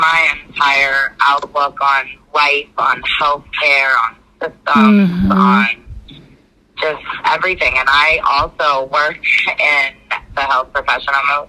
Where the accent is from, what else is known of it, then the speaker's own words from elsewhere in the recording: West Palm Beach, Florida, United States; moved away as an adult; also born or lived in Kansas / Kingsland, Georgia; now in Connecticut, United States; I was born in Florida. Okay. I lived in West Palm Beach until I was like 20. Then I lived in Kansas for like a year, and then moved to Connecticut. So I've been in, and I actually lived in Kingsland, Georgia for a couple years.